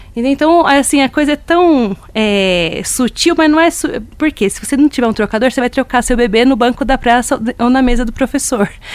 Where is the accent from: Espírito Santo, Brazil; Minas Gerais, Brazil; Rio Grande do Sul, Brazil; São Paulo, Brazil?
São Paulo, Brazil; Rio Grande da Serra; Eu sou de Rio Grande da Serra, divisa de município com Paranapiacaba